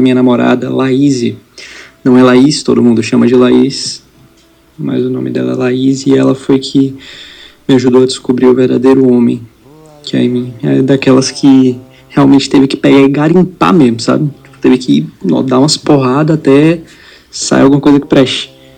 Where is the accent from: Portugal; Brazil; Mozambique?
Brazil; Salvador, Bahia; eu sou aqui de Salvador.